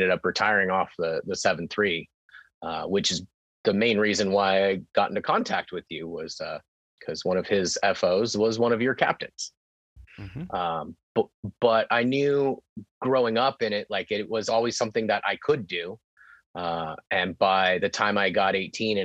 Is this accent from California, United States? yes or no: yes; Temecula, California, United States; also born or lived in San Diego; I was living back in Temecula, my hometown